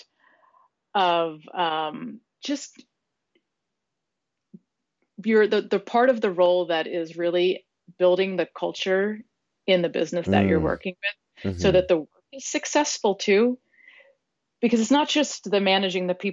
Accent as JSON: {"language": "English", "town": "San Diego", "region": "California", "country": "United States", "tie": "born or raised there", "said": "San Diego and share in the city that I live in and love"}